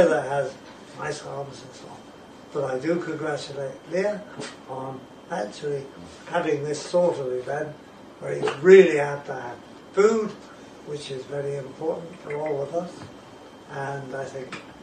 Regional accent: West Country, South West England, United Kingdom; moved away as an adult; also born or lived in London; now in Hawke's Bay, New Zealand; I am a Brit, of course. I was born in the West Country of England

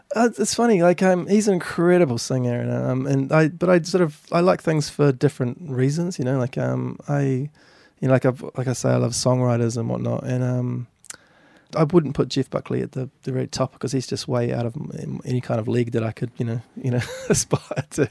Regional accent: Governors Bay, Canterbury, New Zealand; I grew up in Governor's Bay over in the, the harbour there.

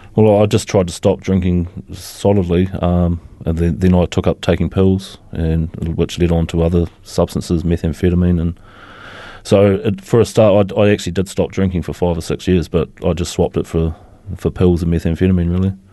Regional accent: Christchurch, Canterbury, New Zealand; also born or lived in Motueka / Dunedin; I was born here in Christchurch. Um, I lived my teenage years in Motueka and I spent the last fifteen years previous to coming back to Christchurch in Dunedin.

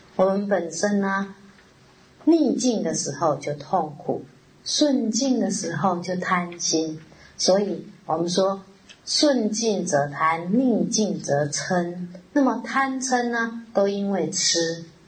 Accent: Taiwan; 我们台湾人

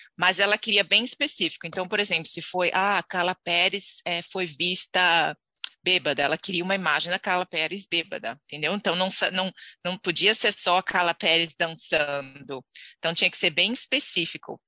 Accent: Santos, São Paulo, Brazil; moved away as an adult; now in New Zealand; nasci em Santos, ehm, litoral de São Paulo.

